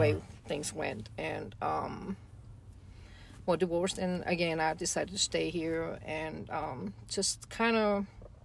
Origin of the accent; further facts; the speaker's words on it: Germany; moved away as an adult; now in United States; I've been actually debating on going back home. Going back to Germany